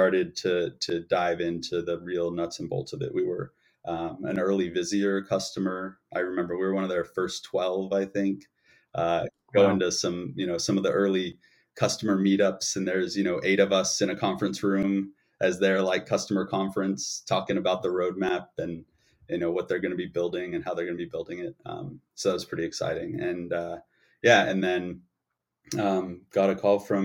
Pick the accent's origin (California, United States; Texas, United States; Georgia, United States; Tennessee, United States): California, United States; the Bay Area; moved away as an adult; also born or lived in New York; I'm from the Bay Area. My family would love it if I was back there.